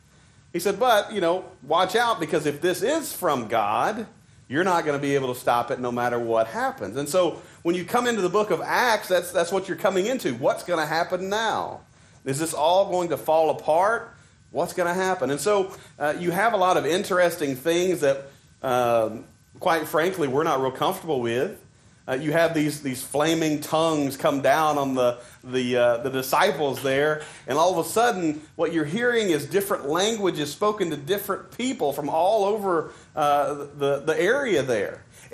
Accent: Arkansas, United States; accent: Arkansas; We visited Florida one time and this was my first awakening to my terrible accent. And so we were waiting in a line there in, I don't know, one of the theme parks. And somebody came up and they said, Arkansas, right? Yes.

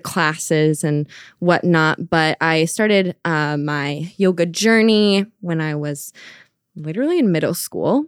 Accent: Minnesota, United States; moved away as an adult; now in Providence, United States; I am originally from Minnesota, and I moved to Providence when I went to college

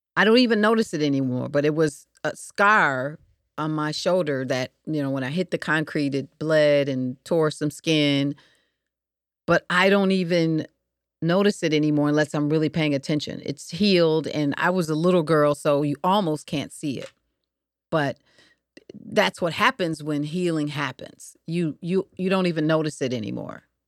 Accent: Detroit, Michigan, United States; I was growing up in Michigan, uh, Detroit specifically

